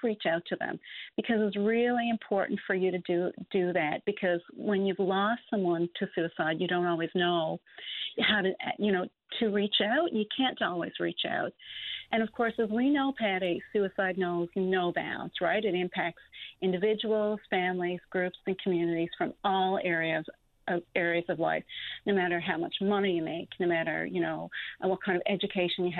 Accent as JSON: {"language": "English", "region": "Newfoundland and Labrador", "country": "Canada", "tie": "born or raised there", "said": "Cape Royal, you know, my hometown"}